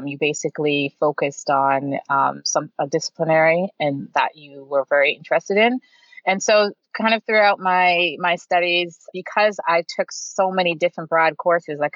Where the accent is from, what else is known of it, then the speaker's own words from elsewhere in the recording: Toronto, Ontario, Canada; also born or lived in Detroit, Michigan, United States; I moved here at a very young age. So I was raised here pretty much most of my life